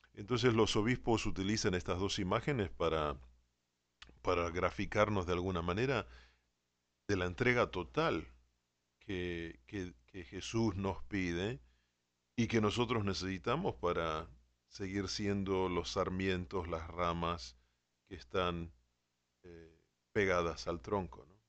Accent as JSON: {"language": "Spanish", "country": "Argentina", "said": "como soy argentino"}